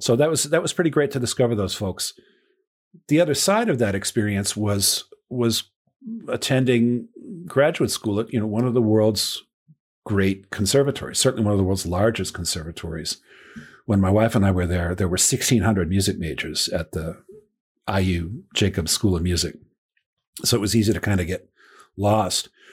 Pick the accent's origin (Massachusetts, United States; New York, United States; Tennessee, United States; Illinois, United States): Massachusetts, United States; Boston; also born or lived in Chicago; now in Bloomington, United States; growing up in Boston